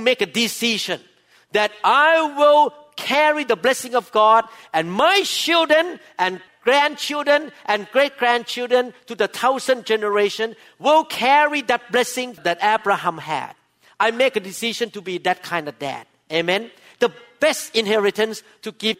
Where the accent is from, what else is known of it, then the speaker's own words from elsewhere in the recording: Thailand; now in United States; I'm Thai by birth